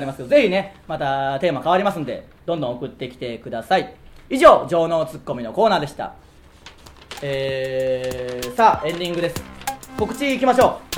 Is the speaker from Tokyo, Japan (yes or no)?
no; Tsuyama, Okayama, Japan; 僕らの出身地である岡山県富山市